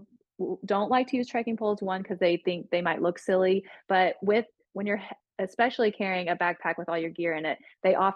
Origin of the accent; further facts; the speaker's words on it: Tennessee, United States; I grew up in Tennessee